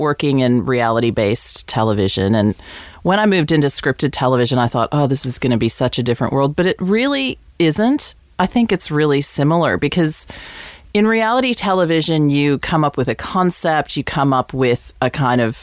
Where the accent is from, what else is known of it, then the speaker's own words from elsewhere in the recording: United States; moved away as an adult; also born or lived in England; now in Australia; growing up in America, you can probably tell from my weird accent, I grew up in the States